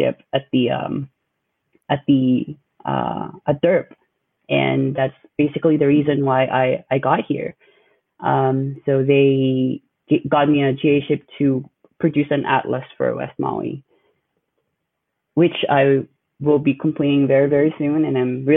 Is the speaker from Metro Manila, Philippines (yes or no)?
yes; Manila, Metro Manila, Philippines; moved away as an adult; now in Honolulu, United States; I'm Filipino, born and raised in Manila, although my parents are from the northern part, the Cordilleras.